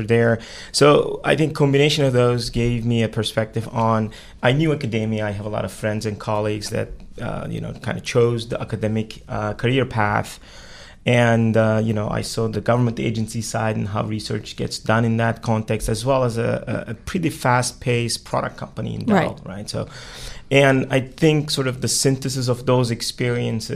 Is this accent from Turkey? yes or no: yes; Turkey; moved away as an adult; also born or lived in Pittsburgh, Pennsylvania / Austin, Texas; now in United States; I was born and raised in Turkey